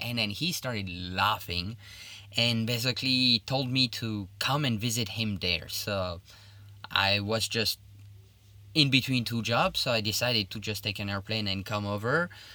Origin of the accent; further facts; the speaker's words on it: Liège, Wallonia, Belgium; English is a second language; moved away as an adult; now in China; I'm originally from Liège in Belgium, which is in the French part of Belgium